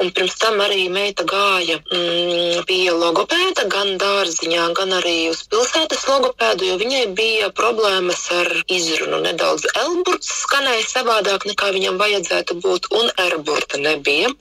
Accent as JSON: {"language": "Latvian", "town": "Jēkabpils", "country": "Latvia", "said": "Mēs kā paši esam no Jēkabils"}